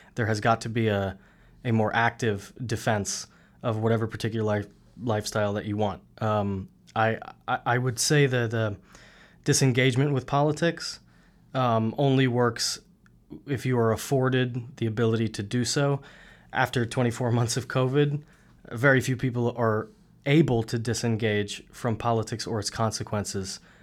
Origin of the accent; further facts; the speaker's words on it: New York City, New York, United States; moved away as an adult; also born or lived in Fort Lauderdale, Florida; now in Florida, United States; I'm from Queens, if you couldn't tell by the accent.